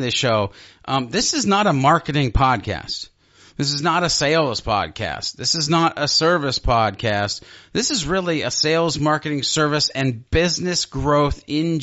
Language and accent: English; Ohio, United States; I'm from Ohio.